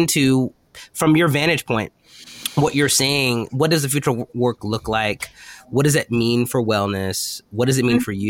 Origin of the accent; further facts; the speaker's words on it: United States; I'm also American